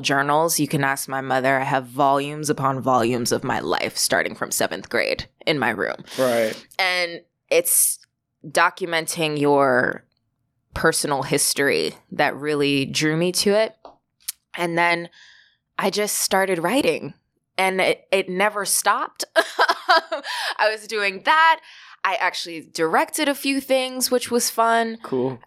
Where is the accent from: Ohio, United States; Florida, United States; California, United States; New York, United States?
New York, United States; Valley Stream; I grew up in Valley Stream, Long Island